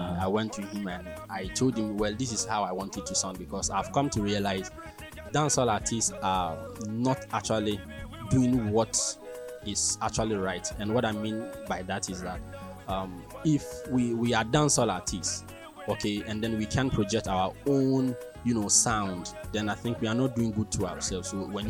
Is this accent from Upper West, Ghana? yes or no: yes; Tumu, Upper West, Ghana; Yeah, I'm from Tumu.